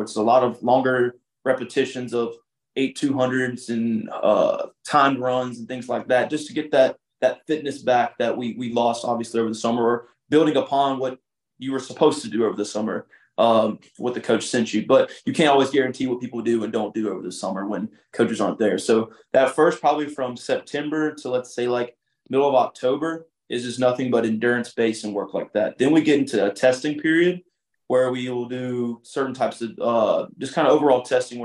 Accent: Demopolis, Alabama, United States; I'm from Demopolis, Alabama. Grew up in a small little town

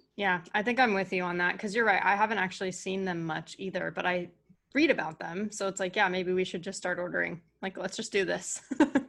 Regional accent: California, United States; moved away; also born or lived in Connecticut; I'm a California girl and I moved to Connecticut

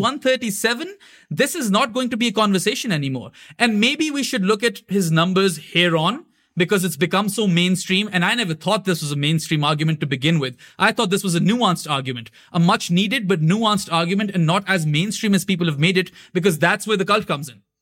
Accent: Pakistan; also born or lived in Canada; I'm born and bred in Pakistan

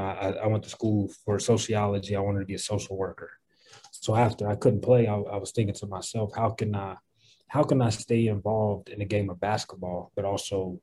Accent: Radford, Virginia, United States; born or raised there

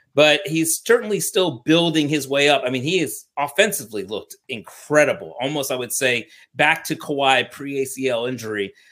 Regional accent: Washington, District of Columbia, United States; I'm from Washington, D C

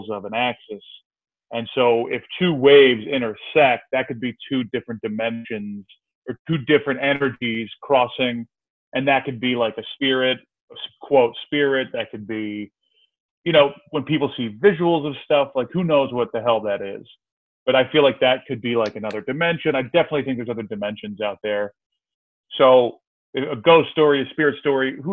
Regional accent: Georgia, United States; moved away as an adult; also born or lived in Philadelphia, Pennsylvania; now in Astoria, New York, United States; I grew up mostly in Georgia. I'm from Philly originally. My whole family is from Philadelphia, but we moved down there like right before middle school, so to Georgia, to just north of Atlanta.

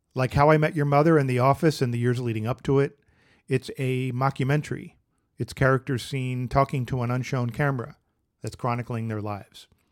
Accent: Philadelphia, Pennsylvania, United States; my hometown Phillies

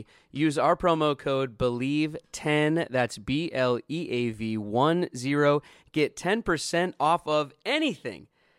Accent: Seattle, Washington, United States; My whole life growing up in Seattle, it never snowed and it was never warm in the summer.

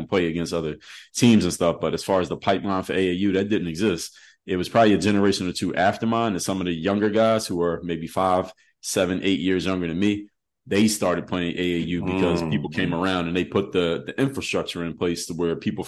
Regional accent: Philadelphia, Pennsylvania, United States; coming from Philadelphia, PA, my hometown, you know, we played all the backyard sports.

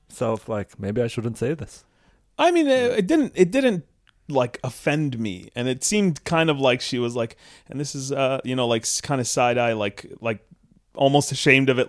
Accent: Sudan; also born or lived in Canada; I uh, obviously am from Canada ish. I'm from Sudan, but also Canadian.

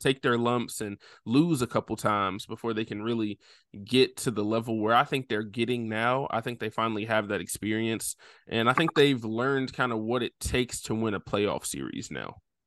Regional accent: Nashville, Tennessee, United States; born or raised there

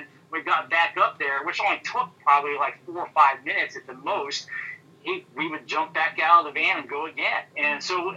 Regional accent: Midwest, United States; moved away as an adult; also born or lived in Arkansas / Houston, Texas; now in Michigan, United States; growing up in the Midwest

